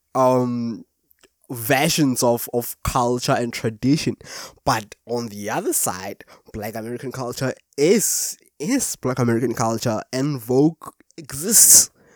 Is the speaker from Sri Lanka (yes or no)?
no; South Africa; from South Africa